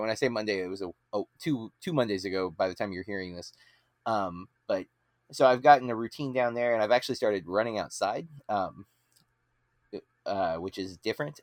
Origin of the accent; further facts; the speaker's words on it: Florida, United States; as an American in Florida